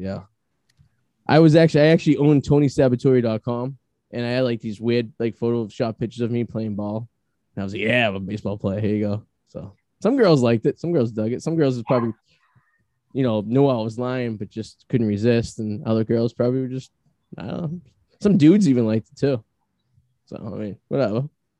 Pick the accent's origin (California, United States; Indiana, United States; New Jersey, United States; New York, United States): New Jersey, United States; I'm from Hope Hogan, New Jersey.